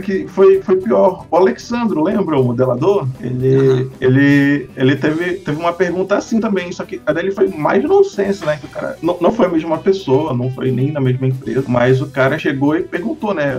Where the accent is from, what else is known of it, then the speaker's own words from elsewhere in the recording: Manaus, Amazonas, Brazil; also born or lived in Minas Gerais; Eu, eu nasci em Minas e cresci em Manaus